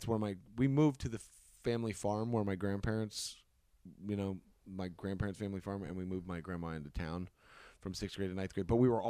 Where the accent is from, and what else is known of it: Hutchinson, Kansas, United States; born or raised there